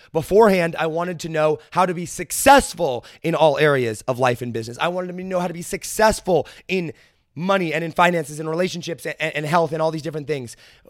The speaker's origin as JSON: {"language": "English", "region": "Midwest", "country": "United States", "tie": "born or raised there", "said": "I understand that I am a white male growing up in Midwest America with a family whose parents are not divorced."}